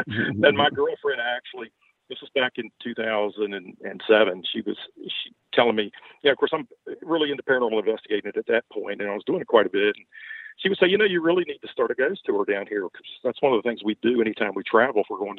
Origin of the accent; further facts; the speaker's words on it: Baltimore, Maryland, United States; accent: Southern; moved away as an adult; now in Virginia, United States; No, originally I'm from Baltimore, Maryland, but you could not tell it by the way I speak. I've lived in Virginia now about 50 years and really have the Southern accent now.